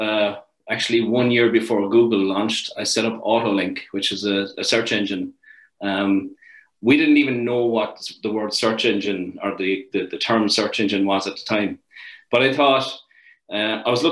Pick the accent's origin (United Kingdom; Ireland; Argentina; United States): Ireland; moved away as an adult; now in Canada; I'm from a little place called Garryvaugh down the southern coast of Ireland, right smack in the middle of the south coast, a couple of minutes from the sea. So it was a great place to grow up.